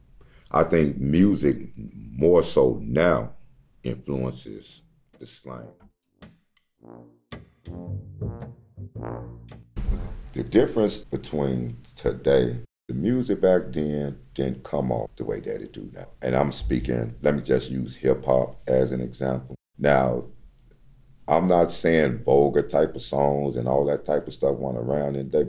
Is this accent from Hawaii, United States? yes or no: no; Chicago, Illinois, United States; raised here in Chicago, Illinois, in the Austin community.